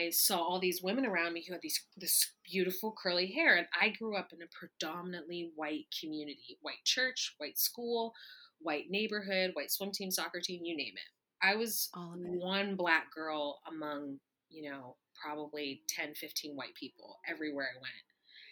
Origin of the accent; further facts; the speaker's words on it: East Texas, United States; I'm from the South. I'm from, you know, East Texas